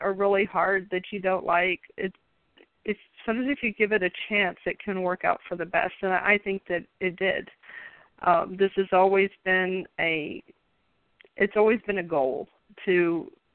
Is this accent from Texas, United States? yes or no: no; Richmond, Virginia, United States; I grew up in Richmond, Virginia